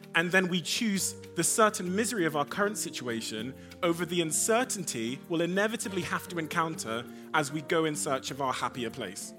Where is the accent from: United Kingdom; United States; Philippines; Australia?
United Kingdom; Devon, South West England; also born or lived in Africa / Cornwall; I was born in Africa. I moved to the U K when I was a baby. I moved to Devon in Cornwall.